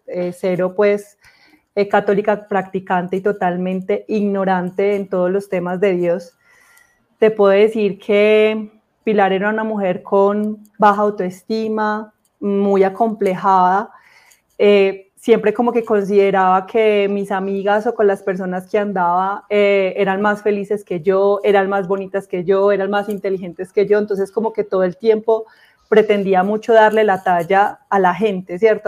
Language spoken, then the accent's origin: Spanish; Armenia, Quindío, Colombia; soy de Armenia Quindío, del eje cafetero, un departamento muy, muy lindo de Colombia.